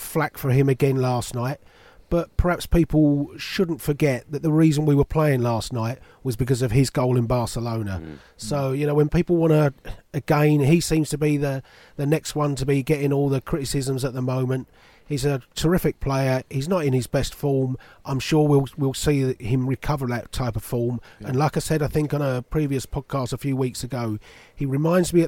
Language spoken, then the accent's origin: English; England, United Kingdom; as an English person